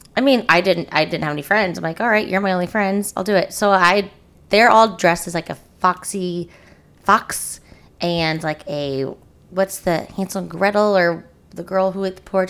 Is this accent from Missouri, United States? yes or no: yes; Springfield, Missouri, United States; I'm from Springfield